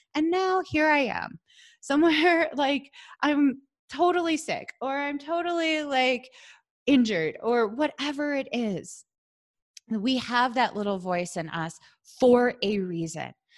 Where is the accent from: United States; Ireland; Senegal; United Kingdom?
United States; Wisconsin; moved away as an adult; now in Colorado, United States; I'm from Wisconsin